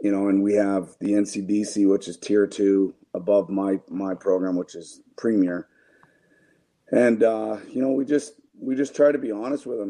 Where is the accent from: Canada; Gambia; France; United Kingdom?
Canada; now in United States; I'm from Canada